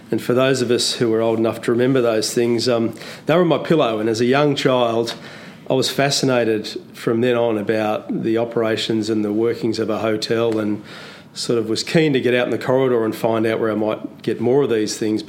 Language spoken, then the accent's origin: English; Canberra, Australian Capital Territory, Australia; moved away as an adult; also born or lived in Sydney; now in Melbourne, Australia; I grew up in Canberra, so I did my study in Canberra for a couple of years